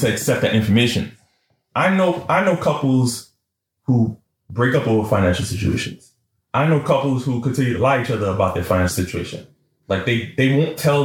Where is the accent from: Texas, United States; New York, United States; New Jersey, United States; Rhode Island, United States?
New York, United States; New York City; I'm from East Flatbush